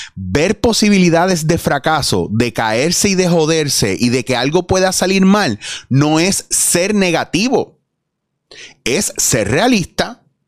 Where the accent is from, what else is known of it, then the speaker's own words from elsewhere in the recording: Puerto Rico; yo soy puertorriqueño